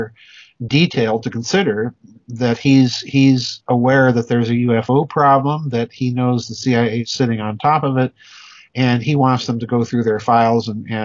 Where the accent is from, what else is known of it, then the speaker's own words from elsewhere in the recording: South Dakota, United States; my home state of South Dakota